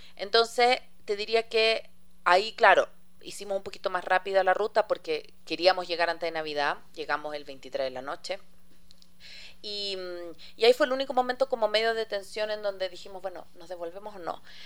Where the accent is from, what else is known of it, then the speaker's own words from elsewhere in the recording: Chile; now in Ecuador; yo soy chilena, tengo mi familia allá